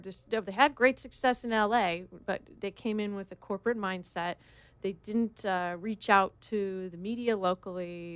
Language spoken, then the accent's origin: English; Oregon, United States; now in Laguna Beach, United States; I grew up in Oregon.